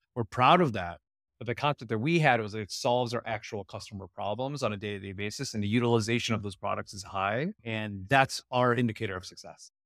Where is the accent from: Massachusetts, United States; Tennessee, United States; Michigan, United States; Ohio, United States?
Ohio, United States; also born or lived in Silicon Valley; now in Irvine, United States; I grew up in Ohio